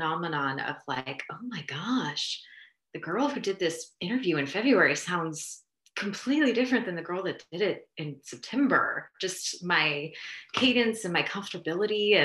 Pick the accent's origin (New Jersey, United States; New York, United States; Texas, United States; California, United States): New Jersey, United States; moved away as an adult; also born or lived in Austin / Houston / Oaxaca; I moved back home. I'm from New Jersey, moved back here